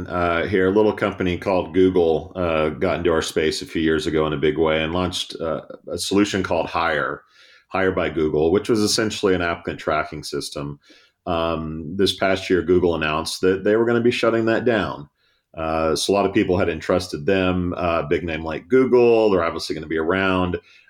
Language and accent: English; Texas, United States; I'm from Texas.